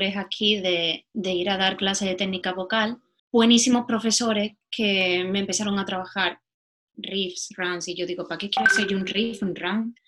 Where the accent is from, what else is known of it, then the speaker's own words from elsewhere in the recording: Spain; accent: Spanish; moved away as an adult; now in London, United Kingdom; Yo tengo acento español